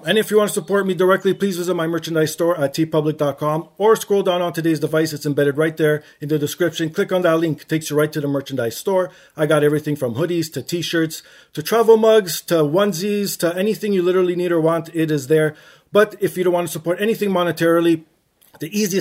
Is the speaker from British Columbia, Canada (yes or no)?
no; Toronto, Ontario, Canada; I'm from Toronto